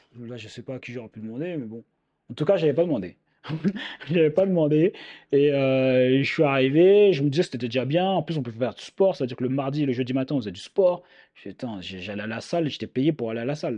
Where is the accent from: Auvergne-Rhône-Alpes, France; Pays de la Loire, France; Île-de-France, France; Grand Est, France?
Île-de-France, France; je viens de l'île de France